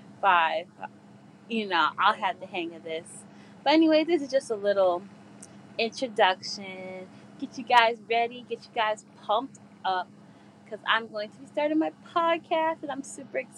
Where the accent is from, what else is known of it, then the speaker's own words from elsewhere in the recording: Paterson, New Jersey, United States; I'm from Paterson, New Jersey